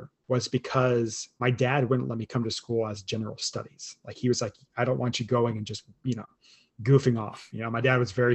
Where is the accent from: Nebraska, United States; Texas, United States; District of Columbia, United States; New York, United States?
Texas, United States; Lubbock; I grew up in Lubbock when I was a small kid